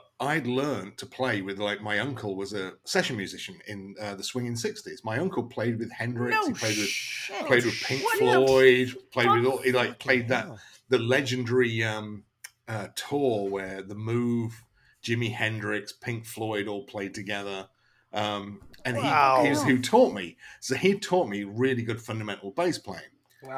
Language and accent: English; Lincolnshire, East Midlands, United Kingdom; now in Florida, United States; I come from the East Coast of England, from Lincolnshire in England, middle of nowhere. But I was lucky to grow up with an absolutely ridiculous DIY punk scene